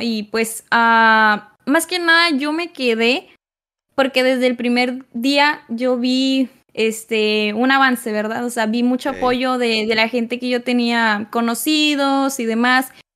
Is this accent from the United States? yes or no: no; Nuevo Laredo, Tamaulipas, Mexico; yo soy originaria este, de aquí, de Nuevo Laredo